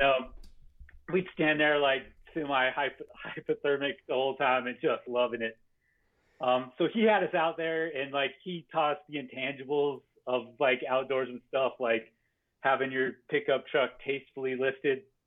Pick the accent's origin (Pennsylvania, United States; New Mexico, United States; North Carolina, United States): New Mexico, United States; Farmington; I grew up in Farmington, New Mexico, which is in the Four Corners region